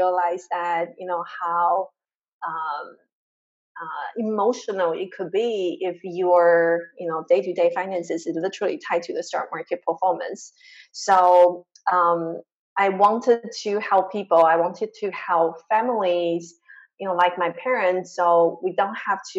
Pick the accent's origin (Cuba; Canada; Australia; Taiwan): Taiwan; moved away; also born or lived in Chicago; I grew up in Taiwan, this super tiny island in a very traditional Asian family